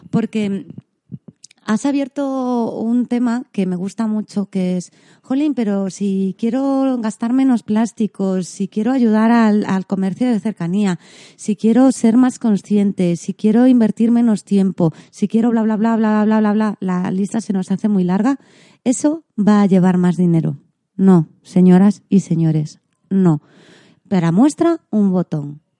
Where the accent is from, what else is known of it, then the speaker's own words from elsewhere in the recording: Galicia, Spain; Como buena gallega os dije que el pan me gusta mucho.